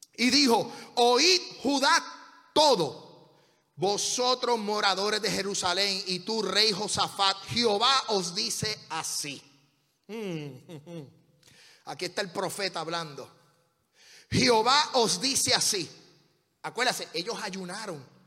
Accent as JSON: {"language": "Spanish", "country": "Puerto Rico", "said": "nosotros nos quedamos con la peseta"}